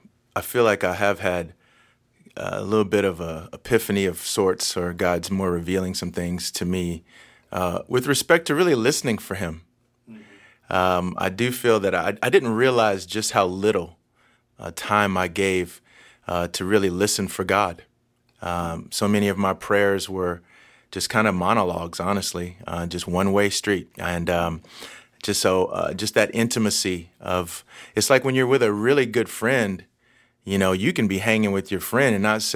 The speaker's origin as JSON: {"language": "English", "region": "Texas", "country": "United States", "tie": "born or raised there", "said": "Yes, I am 50. I grew up in Texas, and I grew up raised by a single mom."}